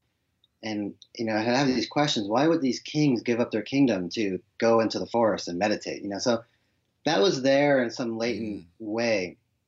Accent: Boston, Massachusetts, United States; I was born and raised in Boston, or just outside of Boston in the suburbs

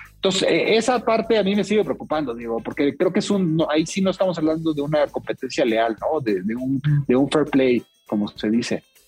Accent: Mexico; En México

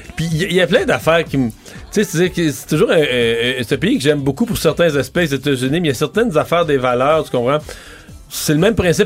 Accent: Montreal, Quebec, Canada; on est Montréalais

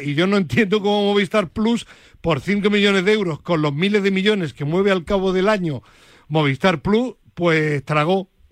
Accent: Granada, Andalusia, Spain; Yo soy granadino

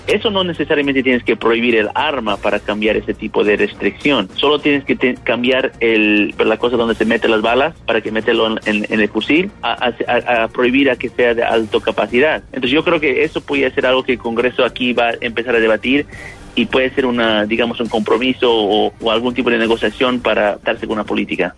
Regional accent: United States; en mi país

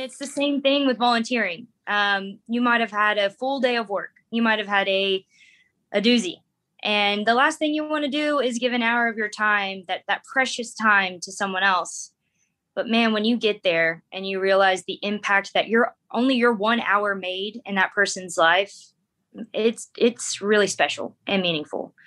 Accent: United States; moved away as an adult; also born or lived in Darwin, Australia; now in Oklahoma, United States; American by birth

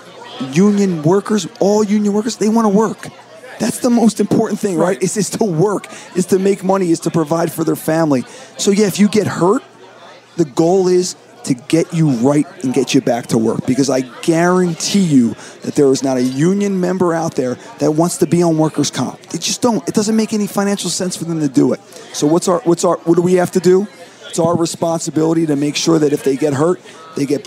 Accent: Philadelphia, Pennsylvania, United States; born and raised in Philadelphia, Pennsylvania

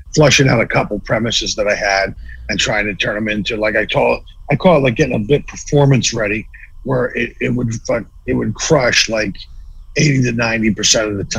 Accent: Philadelphia, Pennsylvania, United States; born or raised there; moved away as an adult; now in Los Angeles, United States

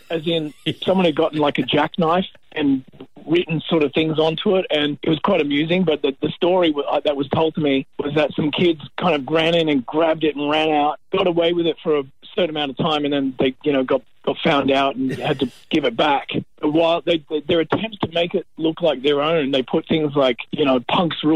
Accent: United States; now in Australia; And when we moved out here from America, my parents, you know, my my mum had kind of made earmarks and cut out clippings of the northern beaches of Sydney

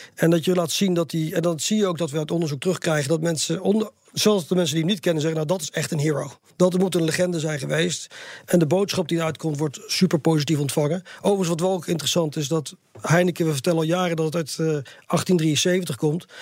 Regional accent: Netherlands; also born or lived in Sydney, Australia; als Nederlander

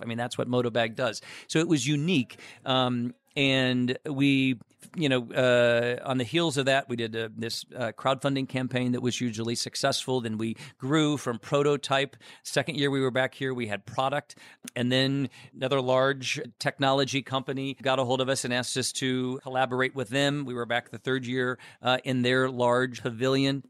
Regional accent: Chicago, Illinois, United States; I'm in Chicago, our home base. Uh, you know, I'm a Chicagoan

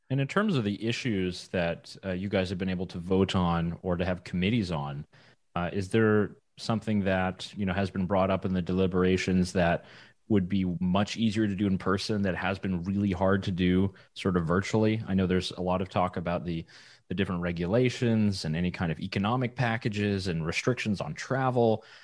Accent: Quebec, Canada; I'm from Quebec

